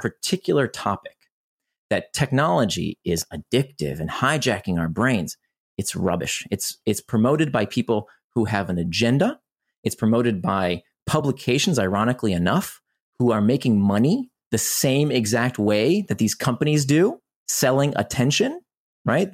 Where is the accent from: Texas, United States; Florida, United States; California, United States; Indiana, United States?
Florida, United States; Orlando; also born or lived in Israel; I grew up in Orlando, Florida